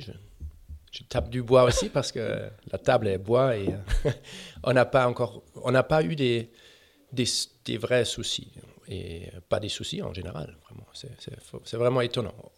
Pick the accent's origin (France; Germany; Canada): Germany; French is a second language; je suis allemand